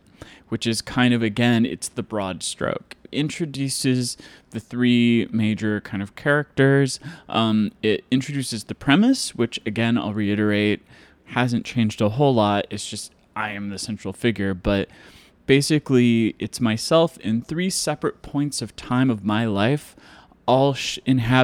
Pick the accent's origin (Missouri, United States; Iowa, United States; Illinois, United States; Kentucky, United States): Iowa, United States; Mason City; moved away; I grew up in Mason City, Iowa